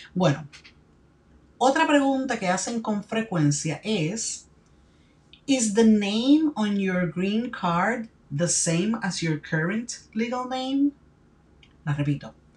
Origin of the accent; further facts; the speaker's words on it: Puerto Rico; My country of birth is Puerto Rico.